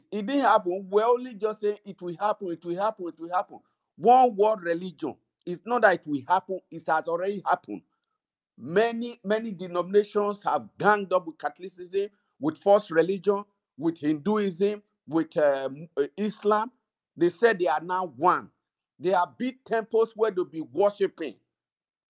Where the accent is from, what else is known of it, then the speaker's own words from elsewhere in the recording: Nigeria; moved away; we're from Nigeria